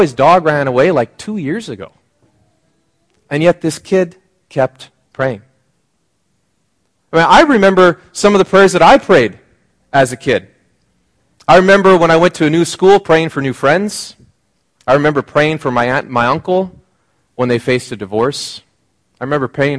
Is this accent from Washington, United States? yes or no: yes; Seattle area, Washington, United States; moved away as an adult; now in British Columbia, Canada; I went home. My parents live outside of Seattle, and I was commuting to Seattle. And because I wasn't a regular in the area, my hometown